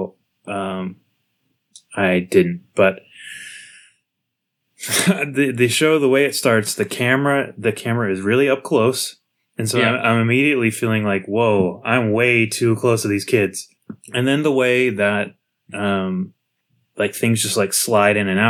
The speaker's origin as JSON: {"language": "English", "country": "United States", "said": "as an American kid"}